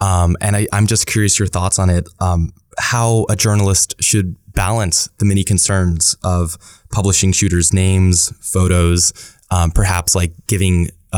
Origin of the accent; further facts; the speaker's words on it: Dallas, Texas, United States; I'm from Dallas, Texas, so the Uvalde shooting was definitely close to home as well.